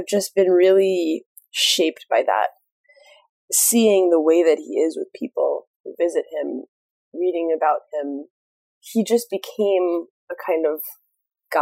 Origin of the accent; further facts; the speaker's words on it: Kansas, United States; moved away; also born or lived in Greensboro, North Carolina; I was born and raised in Kansas for a little while